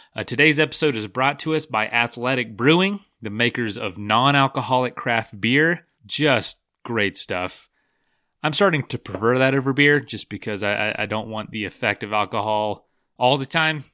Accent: Florida, United States; I'm from Florida

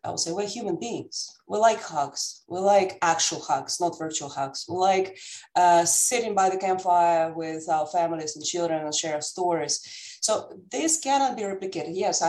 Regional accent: Amsterdam, North Holland, Netherlands; now in United States; Besides the fact that I'm living now in the United States and I'm coming from Amsterdam, from the Netherlands, by roots, I'm Russian.

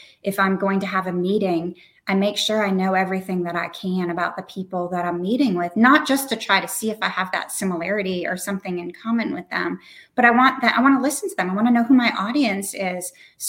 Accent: New Hampshire, United States; I'm from New Hampshire

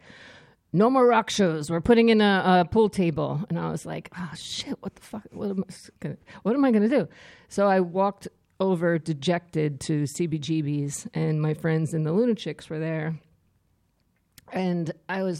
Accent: Trenton, New Jersey, United States; moved away as an adult; also born or lived in Germany / San Francisco; now in Staten Island, United States; I'm proudly from Trenton

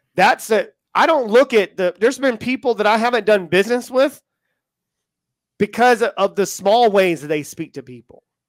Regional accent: United States; accent: American; now in United Kingdom; if you can tell from my accent, I am American and I am in the U K

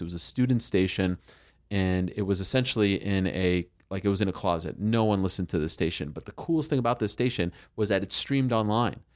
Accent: Montreal, Quebec, Canada; I grew up in Montreal

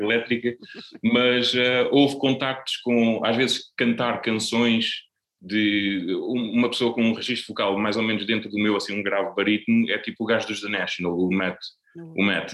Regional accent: Setúbal, Portugal; also born or lived in Azeitão; eu ainda vivia na casa dos meus pais em Azeitão, porque eu sou de Setúbal, mas só vivo cá há relativamente pouco tempo

